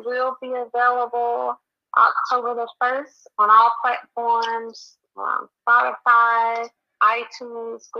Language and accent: English; Jacksonville, Florida, United States; from Duval